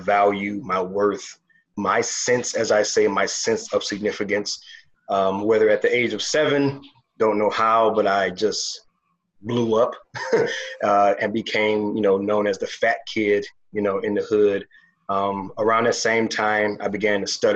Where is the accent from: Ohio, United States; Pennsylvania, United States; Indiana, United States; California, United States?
Ohio, United States; Toledo; also born or lived in Chicago, Illinois; I was born in Chicago, grew up in Toledo, Ohio, moved to Ohio when I was seven, raised by my grandmother